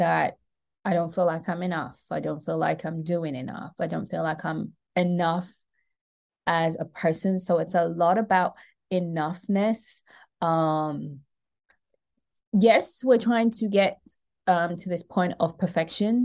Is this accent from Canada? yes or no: no; London, United Kingdom; moved away as an adult; now in Atlanta, United States; I was born and raised in London to Caribbean parents.